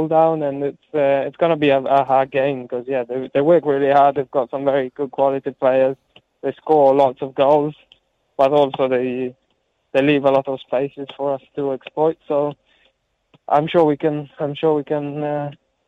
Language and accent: English; Rome, Lazio, Italy; accent: Italian; moved away as an adult; now in Wellington, New Zealand; growing up in Italy, all my friends and family, most of my family live in Italy, so I feel very Italian